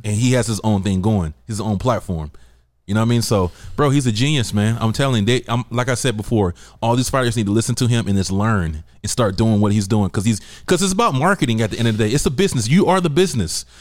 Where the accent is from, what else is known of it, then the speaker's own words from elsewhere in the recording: the South, United States; now in San Diego, United States; I'm from the South